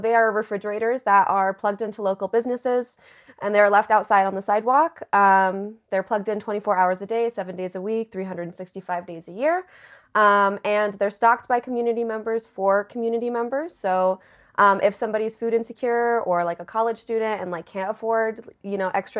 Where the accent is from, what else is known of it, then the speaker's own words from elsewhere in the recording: Southern California, United States; moved away as an adult; now in Denver, United States; So I moved here August of 2019. I'm originally from Southern California. I moved out here for grad school.